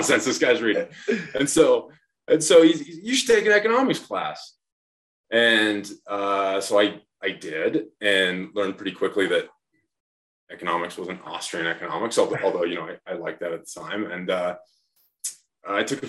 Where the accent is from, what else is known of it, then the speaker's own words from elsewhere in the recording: Lewistown, Montana, United States; I grew up in a really small town, Lewistown, Montana